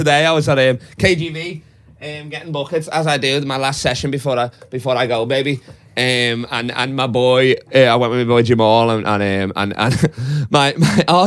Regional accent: England, United Kingdom; I'm English and white

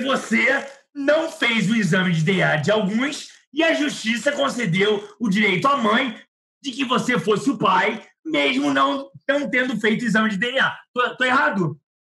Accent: Rio de Janeiro, Brazil; Eu sou do Meier

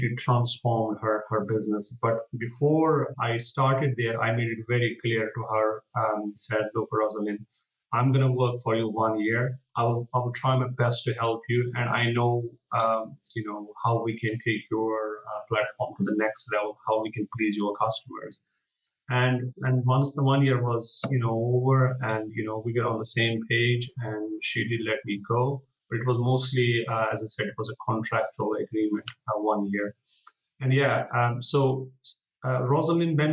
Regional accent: Jammu and Kashmir, India; now in London, United Kingdom; I'm from Kashmir, which is a northern part of India

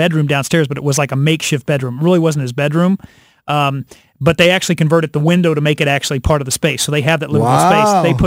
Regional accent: Hannibal, Missouri, United States; the house that we grew up in Hannibal, Missouri

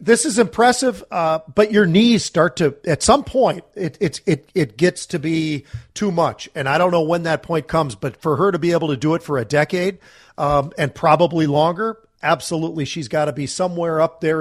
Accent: Minnesota, United States; also born or lived in California; we moved from California to Minnesota

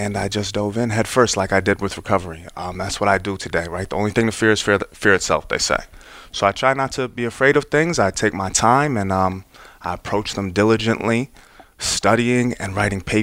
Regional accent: Westport, Connecticut, United States; also born or lived in New York City; I grew up in Fairfield County. It's where my parents live. I was born in New York City, moved to Westport when I was 5.

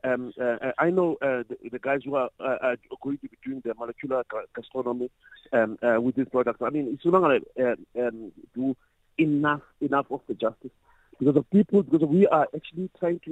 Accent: Cape Town, Western Cape, South Africa; I've had a brief period where I grew up in the Eastern Cape. So as much as I was born in Cape Town

